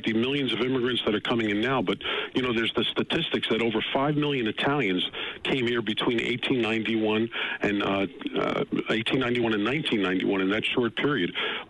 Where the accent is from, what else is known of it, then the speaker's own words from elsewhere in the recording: United States; both my parents came from Sicily. And believe me, my father always said to me, you know … you were born in this country.